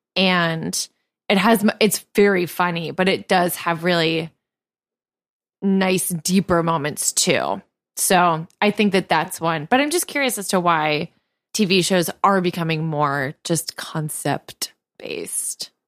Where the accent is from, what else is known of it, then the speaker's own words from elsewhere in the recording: New York, United States; as a New Yorker